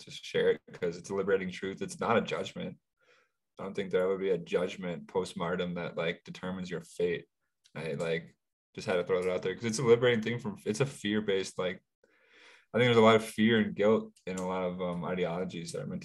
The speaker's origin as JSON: {"language": "English", "town": "Chicago", "region": "Illinois", "country": "United States", "tie": "born or raised there", "said": "I was born in Chicago"}